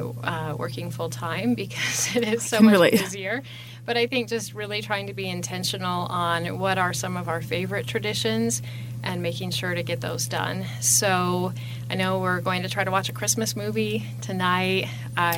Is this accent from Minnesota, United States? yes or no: no; Grand Rapids, Michigan, United States; born or raised there; moved away as an adult; now in Casper, United States